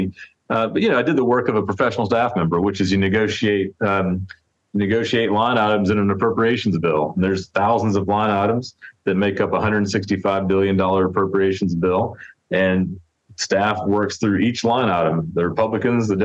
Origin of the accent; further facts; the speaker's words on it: North Carolina, United States; growing up in North Carolina